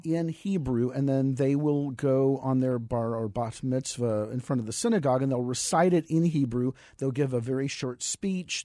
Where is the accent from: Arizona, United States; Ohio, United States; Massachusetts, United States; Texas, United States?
Texas, United States; San Antonio; also born or lived in Los Angeles / New York; now in Phoenix, United States; I grew up in San Antonio, Texas